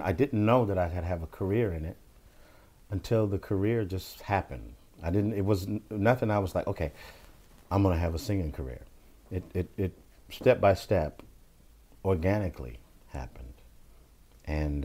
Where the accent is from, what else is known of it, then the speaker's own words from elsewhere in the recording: Bakersfield, California, United States; they're from my hometown and all of those guys went to my high school